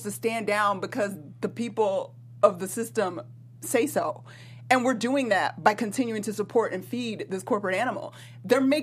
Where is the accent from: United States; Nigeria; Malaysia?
United States; Atlanta, Georgia; I'm from Atlanta